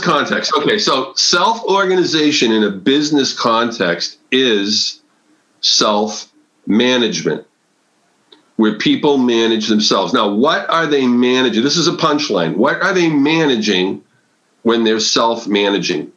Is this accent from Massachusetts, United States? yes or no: yes; Massachusetts, United States; now in Connecticut, United States; I'm from New England. I, I was raised in Massachusetts. I live in Connecticut now